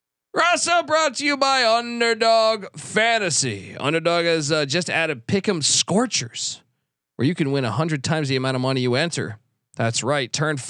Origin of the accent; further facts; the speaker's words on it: Maryland, United States; I grew up in Georgetown country / Maryland country